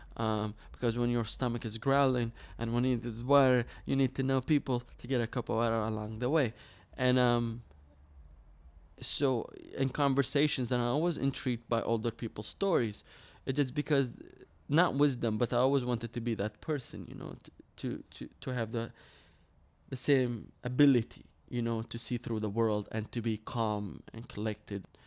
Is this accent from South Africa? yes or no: no; Suq al-Shuyukh, Dhi Qar, Iraq; moved away; I grew up in Nasser, Iraq, um, in Sugi Shuyukh